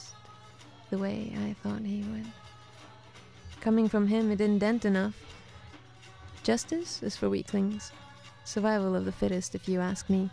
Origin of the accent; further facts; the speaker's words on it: Sweden; accent: Swedish; also born or lived in Soviet Union; But then when I was 8, we went to Sweden.